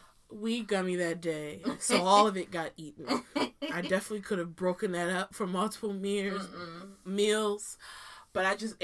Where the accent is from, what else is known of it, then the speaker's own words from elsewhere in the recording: Maryland, United States; I am from Maryland.